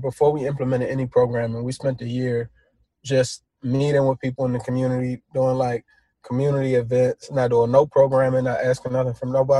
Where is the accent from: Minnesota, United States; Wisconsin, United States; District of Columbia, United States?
District of Columbia, United States; Washington; a young black man, growing up in Washington, D.C.